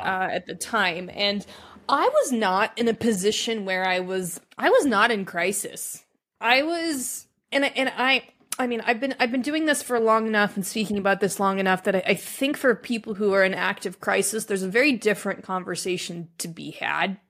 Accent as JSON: {"language": "English", "town": "Reno", "region": "Nevada", "country": "United States", "tie": "born or raised there", "said": "grew up in Reno, Nevada"}